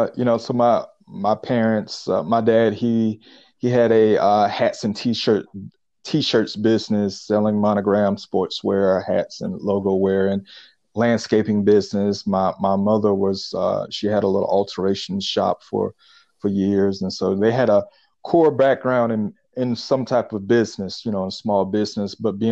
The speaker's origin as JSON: {"language": "English", "town": "Pensacola", "region": "Florida", "country": "United States", "tie": "born or raised there", "lives_now": "Atlanta, United States", "said": "Pensacola, Florida."}